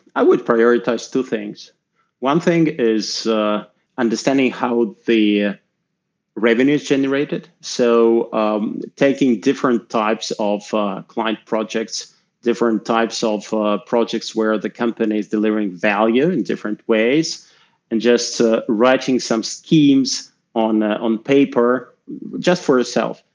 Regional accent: Moscow, Russia; I'm Russian. I grew up in Moscow

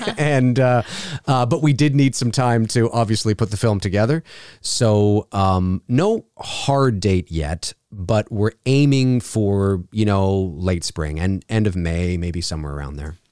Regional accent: Canada; also born or lived in Toronto, Canada; I work out of my professional home studio here in Toronto, Canada. And yes, I am Canadian.

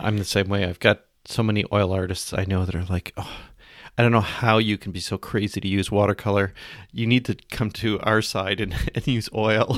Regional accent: Canada; I'm Canadian

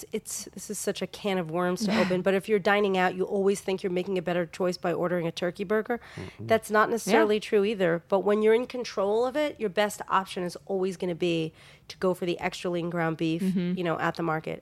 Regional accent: New York, United States; Growing up in New York

